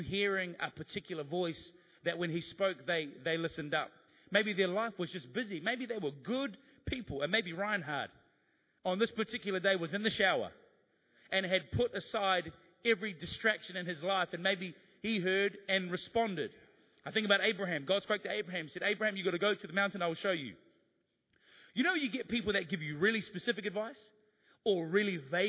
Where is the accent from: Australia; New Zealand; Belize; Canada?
New Zealand; being a New Zealander